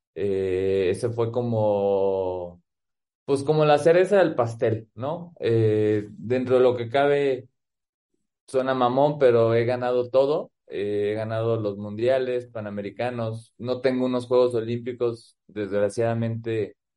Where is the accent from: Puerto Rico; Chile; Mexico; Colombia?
Mexico; Guadalajara, Jalisco; also born or lived in Phoenix, Arizona, United States; now in Aguascalientes, Mexico; soy promotor también del front tenis eh, en Guadalajara, ahí en el, en el club donde, pues donde es mi club, eh, donde me hice como jugador y como persona, el Club Los Pinos